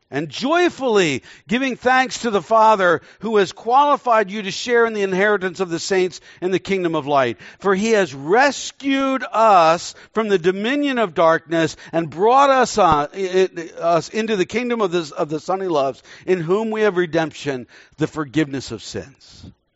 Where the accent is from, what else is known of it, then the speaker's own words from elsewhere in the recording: Texas, United States; moved away; also born or lived in Indonesia; I was born in Texas, so I'm a Texan